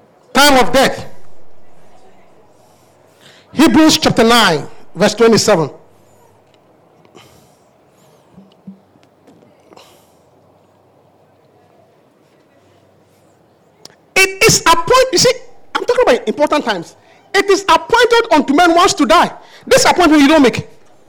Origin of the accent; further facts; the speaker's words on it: Obuasi, Ashanti, Ghana; moved away; I was born in Obuasi, Africa.